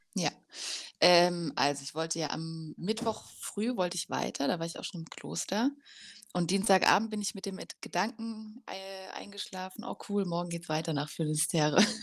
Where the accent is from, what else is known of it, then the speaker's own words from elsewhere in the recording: Germany; aus Deutschland